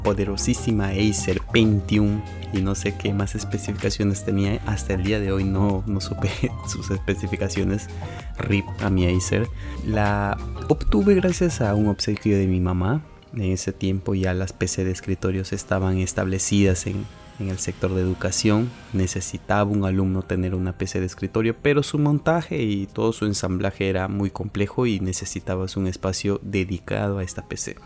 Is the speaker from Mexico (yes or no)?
no; Peru; terminar la carrera en mi país, Perú